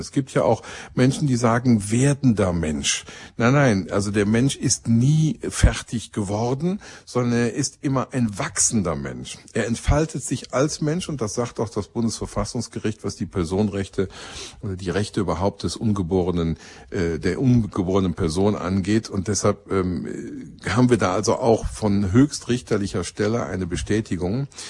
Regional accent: Rhineland, Germany; als Rheinländer

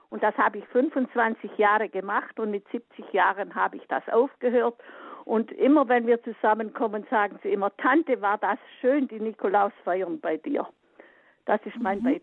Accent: Allgäu, Bavaria, Germany; aus dem Allgäu. Ich bin als Kind auf dem Bauernhof aufgewachsen

